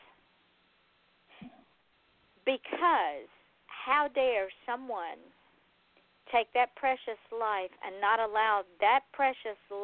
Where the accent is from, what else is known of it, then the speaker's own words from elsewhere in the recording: Atlanta, Georgia, United States; now in Florida, United States; me being born and raised in Atlanta